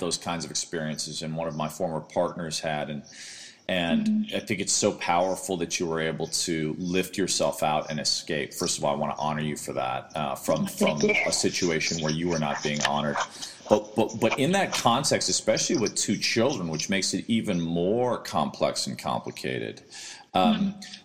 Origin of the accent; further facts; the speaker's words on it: Midwest, United States; also born or lived in New York; now in Los Angeles, United States; as a Midwesterner